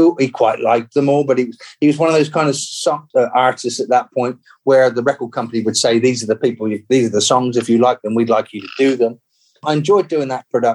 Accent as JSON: {"language": "English", "region": "England", "country": "United Kingdom", "tie": "born or raised there", "said": "when I grew up in England"}